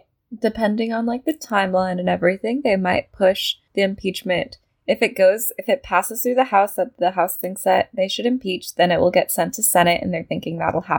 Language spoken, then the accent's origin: English; United States